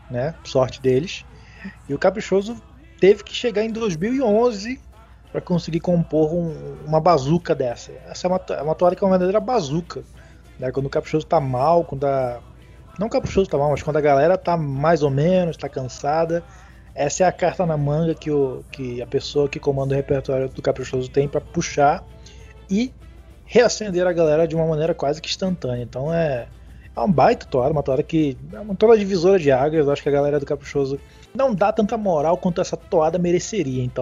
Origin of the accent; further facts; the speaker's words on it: Manaus, Amazonas, Brazil; Coisas que a eu como manauara, eu como amazonense, eu como gente aqui da terra, coisas que a gente ouve, hum, histórias que a gente ouve, né? Desde criança